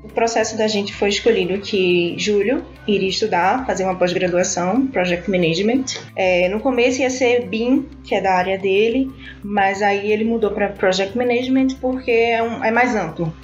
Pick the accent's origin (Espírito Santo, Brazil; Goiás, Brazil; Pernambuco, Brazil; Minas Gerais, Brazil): Pernambuco, Brazil; Recife; moved away as an adult; now in London, Canada; eu sou recifense, né? Ai. Ah. Natural de Recife, esse sotaquezinho aqui é de lá.